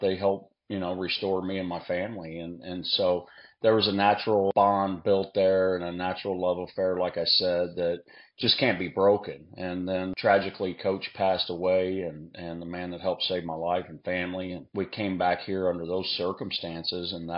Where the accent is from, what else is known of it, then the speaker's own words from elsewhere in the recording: Houston, Texas, United States; moved away as an adult; now in Lafayette, United States; we're from Texas in the Houston area